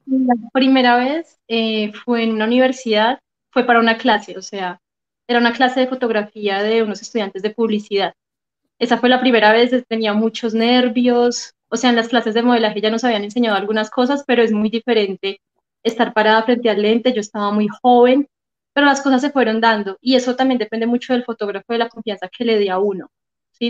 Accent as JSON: {"language": "Spanish", "town": "Manizales", "region": "Caldas", "country": "Colombia", "tie": "born or raised there", "accent": "paisa", "moved": "yes", "lives_now": "Bogotá, Colombia", "said": "Manizales, obviamente es mi ciudad natal"}